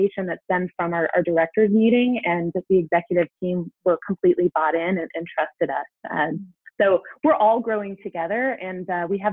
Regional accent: Seattle, Washington, United States; moved away as an adult; now in Kansas City, United States; I grew up in the Pacific Northwest.

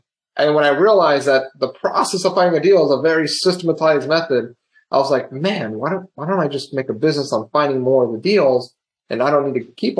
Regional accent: Kansas, United States; also born or lived in California; now in Augusta, United States; born in California, raised in Kansas

